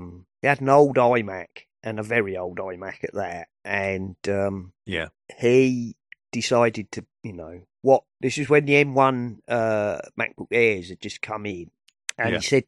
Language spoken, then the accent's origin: English; United Kingdom; And I'm British.